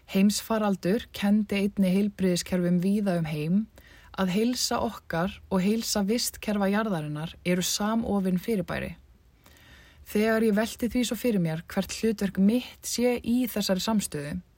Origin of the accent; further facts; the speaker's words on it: Iceland; moved away as an adult; eftir rúmt ár frá heimahögum mínum, reykar hugum minn tilbaka til Íslands